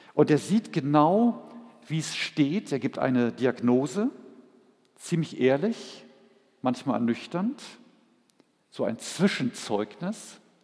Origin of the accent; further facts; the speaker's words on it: Berlin, Germany; moved away as an adult; Als wir 1983 nach Berlin gingen, es war zwar meine Heimat